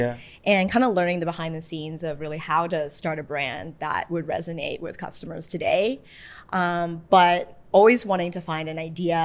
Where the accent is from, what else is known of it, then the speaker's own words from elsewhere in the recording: Toronto, Ontario, Canada; Canadian. I'm from Toronto